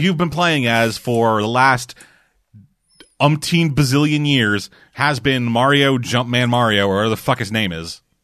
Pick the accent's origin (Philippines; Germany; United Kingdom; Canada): Canada; I'm a Canadian.